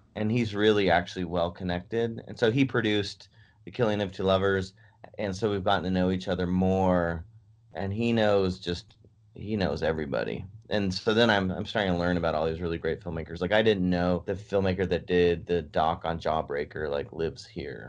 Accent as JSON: {"language": "English", "town": "San Francisco", "region": "California", "country": "United States", "also_born_or_lived": "Davis, California", "moved": "yes", "said": "I was living in Davis or from San Francisco"}